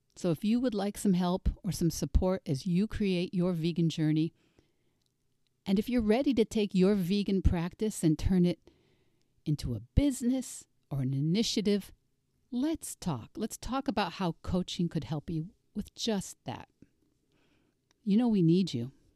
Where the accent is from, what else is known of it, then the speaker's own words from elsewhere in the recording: United States; As a Russian major and as an American, I grew up using the now obsolete Russian pronunciation